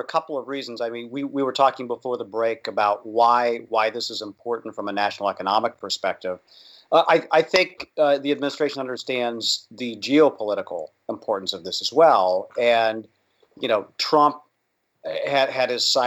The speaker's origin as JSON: {"language": "English", "region": "Indiana", "country": "United States", "tie": "born or raised there", "said": "my home state of Indiana"}